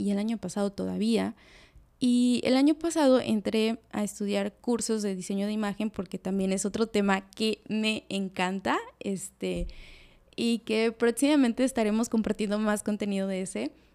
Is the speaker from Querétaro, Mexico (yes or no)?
no; Veracruz, Mexico; now in Cancún, Mexico; soy de Veracruz y que ahorita en estos momentos estoy viviendo en Cancún